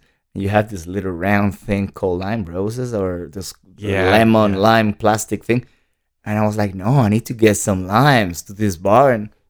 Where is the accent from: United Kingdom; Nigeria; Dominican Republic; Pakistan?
Dominican Republic; Santo Domingo, Distrito Nacional; now in United States; No, I was born in the Dominican Republic, okay. In Santo Domingo. Born and raised pretty much, yeah.